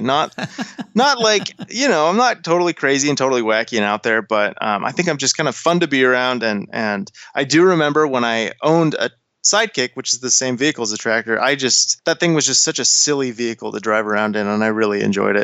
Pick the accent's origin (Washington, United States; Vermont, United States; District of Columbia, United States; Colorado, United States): Colorado, United States; moved away as an adult; now in Los Angeles, United States; born and raised in Colorado, where I spent most of my time before I got this job